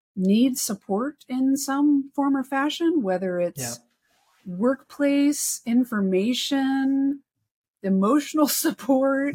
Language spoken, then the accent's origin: English; Texas, United States; moved away; also born or lived in North Carolina; I grew up in Texas and in North Carolina